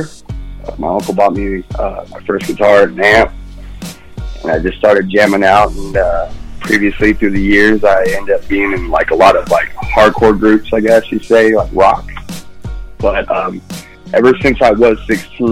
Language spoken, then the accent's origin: English; Mojave, California, United States; growing up in Mojave, California